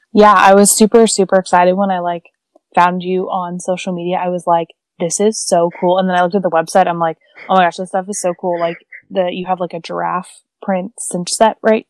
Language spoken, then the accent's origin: English; United States; also born or lived in Northern Nevada; I grew up in uh, Northern California slash Northern Nevada